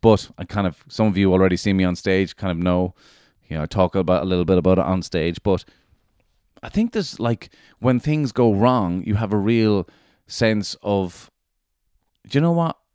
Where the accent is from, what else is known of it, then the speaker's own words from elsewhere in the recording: Ireland; being Irish